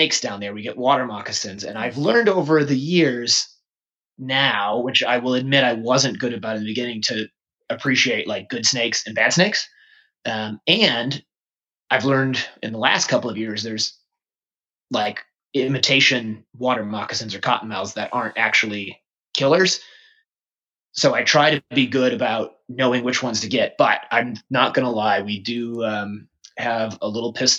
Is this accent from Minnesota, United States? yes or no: no; Mequon, Wisconsin, United States; also born or lived in Canada; now in Florida, United States; I grew up in Wisconsin